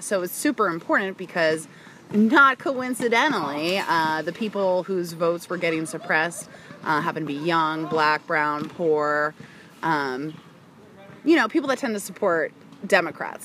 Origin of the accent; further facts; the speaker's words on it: outside Philadelphia, Pennsylvania, United States; moved away; also born or lived in Washington, District of Columbia, United States; I was born and raised outside of Philadelphia, Pennsylvania. Okay Allentown ish